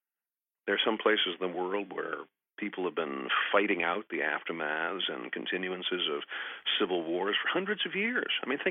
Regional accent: Pennsylvania, United States; now I am a Yankee. I am from Pennsylvania. I am from the heart of Yankee land and teach at Gettysburg College

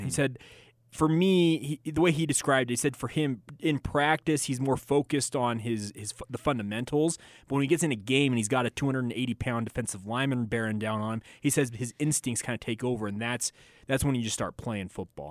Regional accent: Orem, Utah, United States; I grew up in Orem, Utah

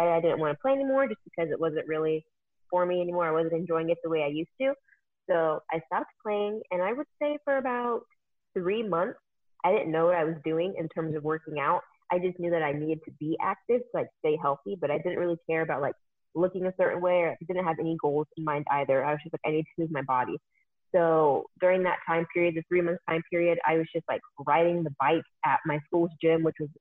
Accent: Arizona, United States; also born or lived in California; I'm from Arizona. Well, I'm originally from California, but I've been living in Arizona for the majority of my life

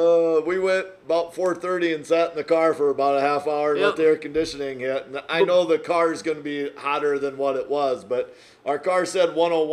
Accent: Iowa, United States; So we're from Iowa, but we're only about 6 miles from Minnesota state line.

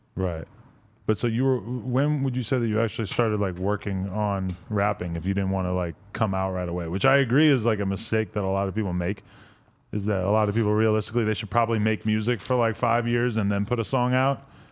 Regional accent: New Hampshire, United States; I grew up, up in New Hampshire

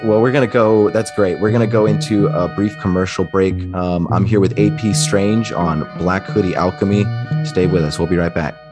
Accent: Eagle River, Alaska, United States; I grew up outside of Anchorage, Alaska, in Eagle River, Alaska

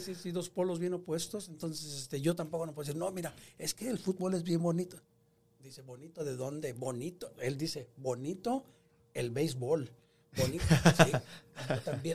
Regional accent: San Nicolás Tolentino, San Luis Potosí, Mexico; moved away; soy este 100% mexicano pero más que nada un orgullo ser del estado de San Luis Potosí. El pueblo donde yo em, nací se llama San Nicolás Tolentino

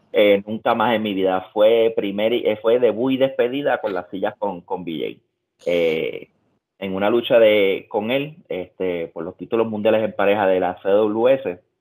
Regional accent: Puerto Rico; moved away as an adult; also born or lived in Utah, United States; now in United States; En Puerto Rico nos enseñan a pararnos de esta manera.

